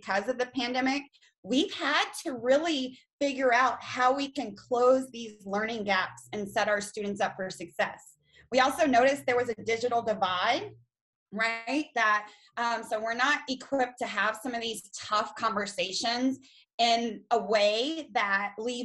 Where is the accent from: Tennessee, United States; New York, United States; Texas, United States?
Texas, United States; China; now in Harker Heights, United States; born and raised in Texas. I'm from a very, very small town, China, Texas